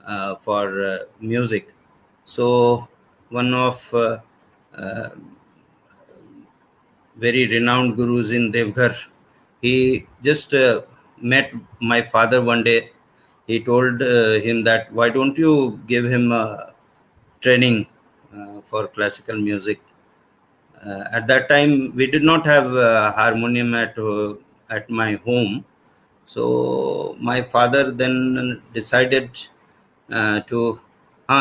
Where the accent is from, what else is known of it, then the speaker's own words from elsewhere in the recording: Deoghar, Jharkhand, India; from Deoghar, Jharkhand.